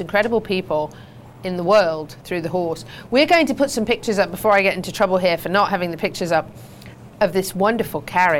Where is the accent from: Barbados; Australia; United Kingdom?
United Kingdom; Meriden, West Midlands; also born or lived in Stratford-upon-Avon / Coventry; now in United States; Yes, I was born in Coventry, actually. I was born in Meriden, the centre of England.